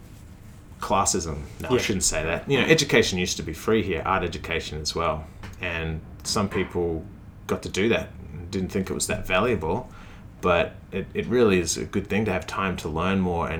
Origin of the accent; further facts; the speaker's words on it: Australia; also born or lived in Melbourne; I'm Australian